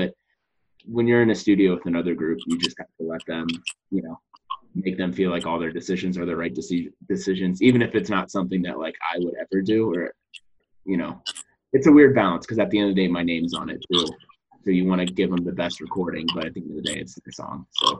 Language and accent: English; Cincinnati, Ohio, United States; also born or lived in Athens; Yeah, Cincinnati. I grew up in Cincinnati and Athens. Cincinnati's great.